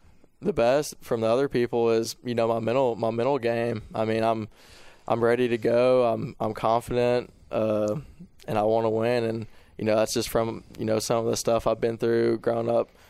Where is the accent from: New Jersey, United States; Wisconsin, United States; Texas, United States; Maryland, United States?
Texas, United States; Madisonville; growing up in Madisonville playing at a 9-hole course